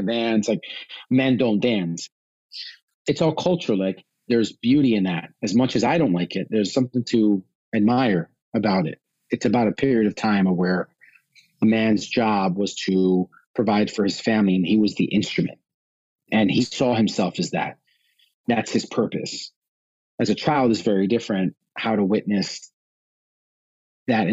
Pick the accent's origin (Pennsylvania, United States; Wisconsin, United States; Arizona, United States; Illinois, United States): Illinois, United States; Chicago; I was born in Chicago, first generation born in Chicago in the United States